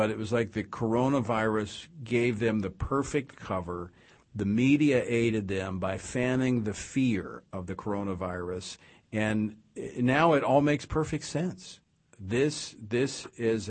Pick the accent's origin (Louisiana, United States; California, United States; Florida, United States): Louisiana, United States; my home state's Louisiana.